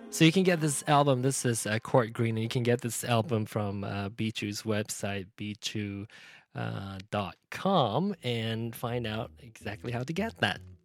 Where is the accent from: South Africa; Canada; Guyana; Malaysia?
Malaysia; Penang; Penang, my hometown